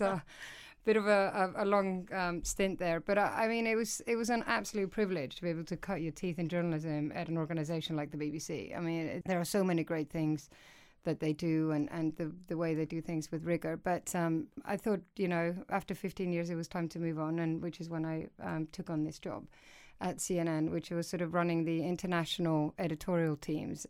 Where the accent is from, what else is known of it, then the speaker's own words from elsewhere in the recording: Iceland; moved away as an adult; now in United Kingdom; I'm originally from Iceland. So I moved over here when I was sort of in my mid-twenties